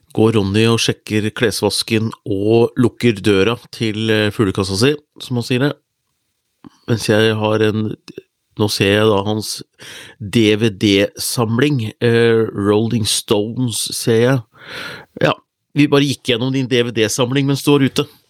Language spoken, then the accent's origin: Norwegian; Hunndalen, Innlandet, Norway; faren min hadde vunnet en TV på bingo hjemme i Hunndalen